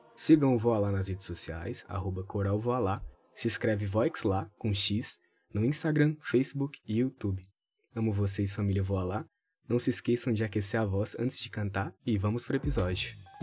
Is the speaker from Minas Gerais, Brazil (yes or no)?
yes; São Francisco, Minas Gerais, Brazil; also born or lived in Montes Claros / Januária; now in Viçosa, Brazil; Eu sou Montes Clarense. minha família, eu cresci em São Francisco, que é a cidade da minha família